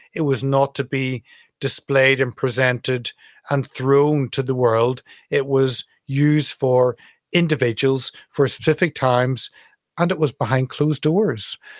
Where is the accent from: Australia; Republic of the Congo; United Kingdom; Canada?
United Kingdom; Northern Ireland; I was certainly very much a monarchist, very much a unionist, growing up in Northern Ireland.